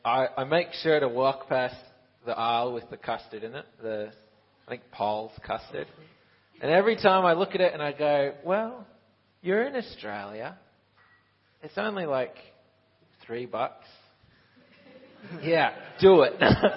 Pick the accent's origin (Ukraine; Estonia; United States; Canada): Ukraine; I'm 22 years old. I'm in my third year of Bible college. I grew up in Ukraine. My dad is Aussie. My mum is Canadian-American. That's why I sound so messed up.